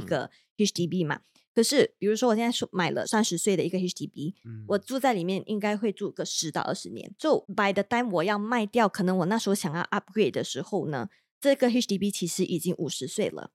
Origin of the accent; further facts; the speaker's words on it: Malaysia; now in Singapore; 我们马来西亚人会更加不懂嘛